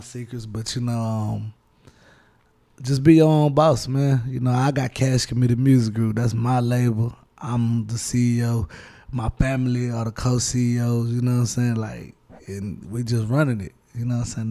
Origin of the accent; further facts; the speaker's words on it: Houston, Texas, United States; I'm from Houston, Texas